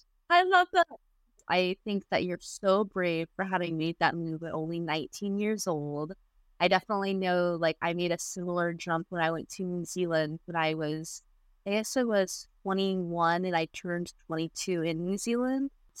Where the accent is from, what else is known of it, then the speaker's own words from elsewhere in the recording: Austin, Texas, United States; So I was born and raised in Austin, Texas, 1994, and I was born in the house that I was raised in via midwife.